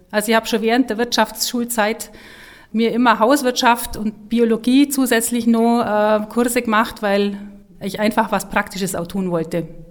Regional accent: Nesselwang, Bavaria, Germany; also born or lived in Kempten; now in Hopfen, Germany; geboren bin ich äh, in Kempten und ähm, aufgewachsen in äh, Nesselwang

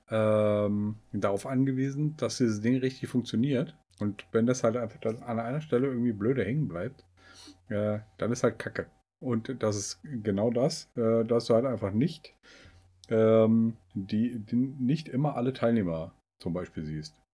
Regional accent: Bad Salzschlirf, Hesse, Germany; Hm. Schlürf. Bad Salzschlürf.

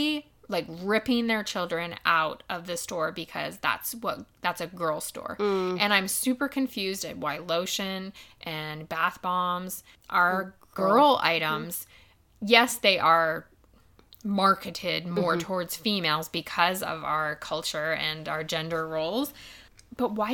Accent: United States; growing up in the United States where transgender is starting to become a little bit more known about

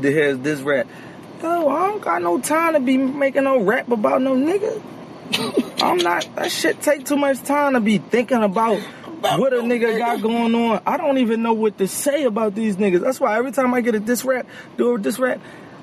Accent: Philadelphia, Pennsylvania, United States; I'm from North Philly. I'm from the track

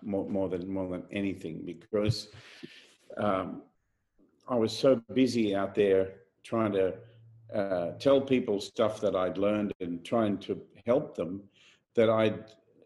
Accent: Australia; my home country

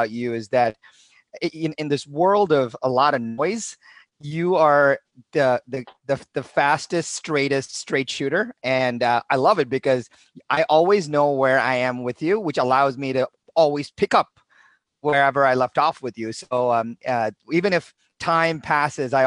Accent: India; moved away as an adult; now in United States; I was born in India, and my dad was a professor of English at a local university, made no money

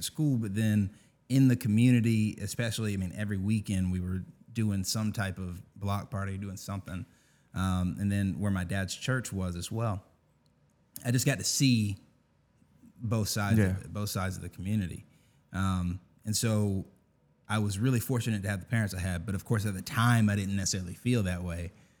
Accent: Augusta, Georgia, United States; So I'm from Augusta, born and raised.

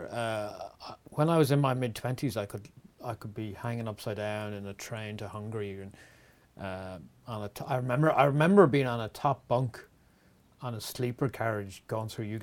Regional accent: Wexford, Leinster, Ireland; accent: Wexford; compared to um, people who who li- have lived in Wexford all their lives, and uh, I've learned to moderate a little bit because I travel

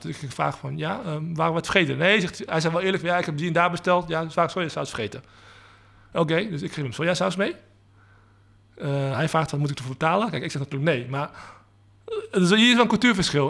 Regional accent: Netherlands; also born or lived in Leiden; ik ben van eh, eh, Aziatische afkomst. Eh, wel geboren in Nederland

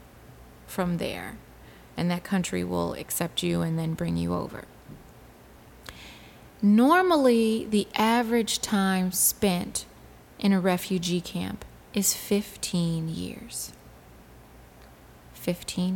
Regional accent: Detroit, Michigan, United States; moved away; I'm from Detroit

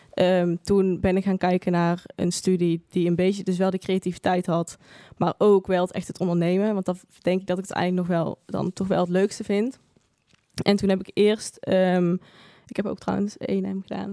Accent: Eindhoven, North Brabant, Netherlands; moved away as an adult; now in Tilburg, Netherlands; ik geboren en getogen in Eindhoven ook

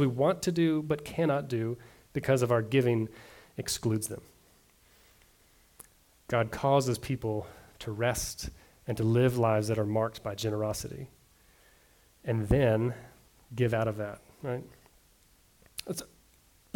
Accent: the South, United States; I grew up in the South.

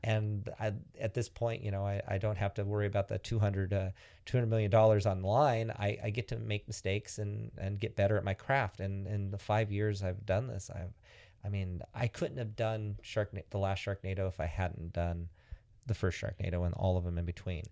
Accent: Antioch, California, United States; I'm from, from Antioch, a town in Northern California

